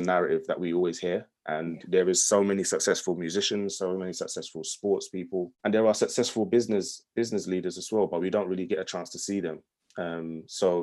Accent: London, United Kingdom; I grew up in London, I'm in an area called Hackney

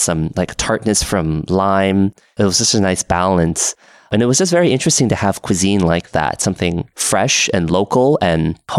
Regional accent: Portland, Oregon, United States; now in Seattle, United States; Being up in Seattle and also growing up in Portland, there is a lot of good coffee.

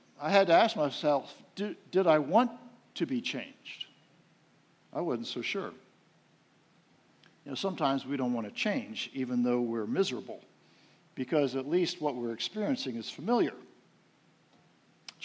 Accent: outside of Philadelphia, Pennsylvania, United States; moved away; I grew up outside of Philadelphia, the city of brotherly shove, I called it

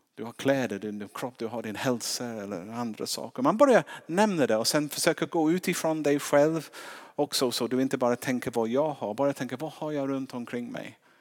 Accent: England, United Kingdom; now in Sweden

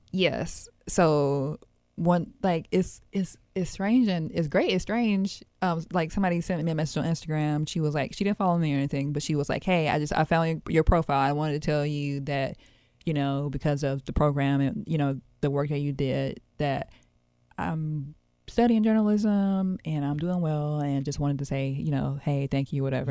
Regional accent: Memphis, Tennessee, United States; I grew up in North Haven

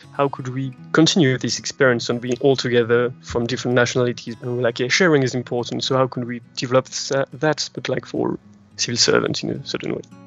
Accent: France; accent: French; English is a second language; I'm French, uh, as you can probably hear by my accent.

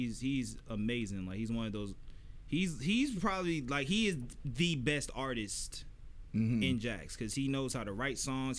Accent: Florida, United States; I'm from Florida

